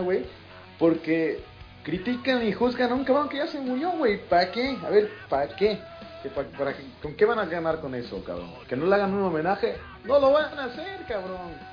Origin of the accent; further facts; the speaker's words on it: Mexico; moved away as an adult; now in Spain; como los mexicanos que tenemos aquí, te lo digo porque en el despacho trabajo con otros tres mexicanos